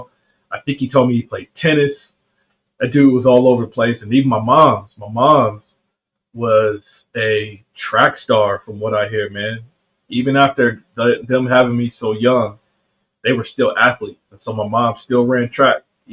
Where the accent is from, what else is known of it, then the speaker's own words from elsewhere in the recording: Anderson, South Carolina, United States; also born or lived in Columbus, Ohio; where I'm from in South Carolina, Anderson, South Carolina, is upstate